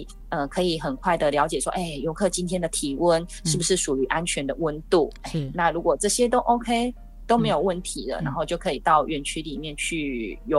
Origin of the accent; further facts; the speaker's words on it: Taiwan; 我们台湾人真的很棒，